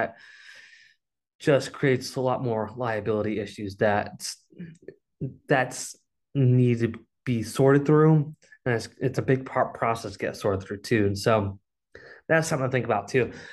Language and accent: English; Massachusetts, United States; moved away; I'm originally from Massachusetts